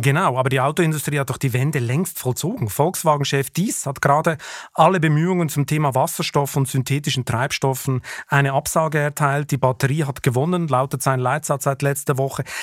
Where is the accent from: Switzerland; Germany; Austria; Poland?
Switzerland; als Schweizer